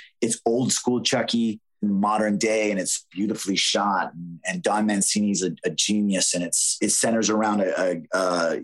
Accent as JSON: {"language": "English", "country": "Canada", "said": "It was really hard to break into the American market as a Canadian back then. I was working very steady in Canada"}